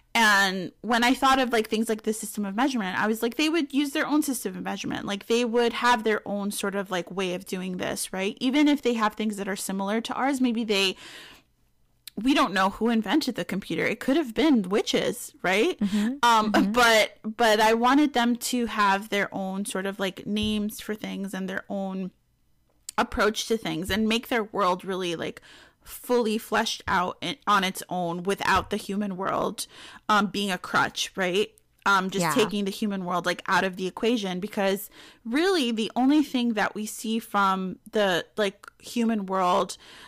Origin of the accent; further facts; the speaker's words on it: Bronx, New York, United States; now in Peekskill, United States; Well, it's not my hometown. My hometown's the Bronx, but it's where I live.